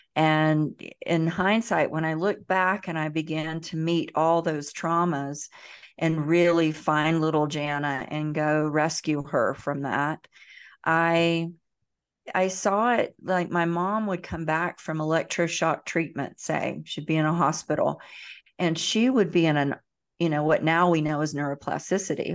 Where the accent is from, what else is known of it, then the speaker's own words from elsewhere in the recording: Central Florida, United States; accent: Southern twang; I am from the South, the deep South. I was born in Central Florida. You probably pick up a little bit of twang in my